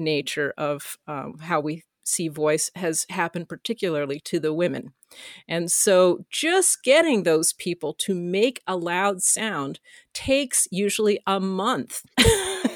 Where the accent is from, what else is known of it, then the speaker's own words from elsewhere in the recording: Canada; as a Canadian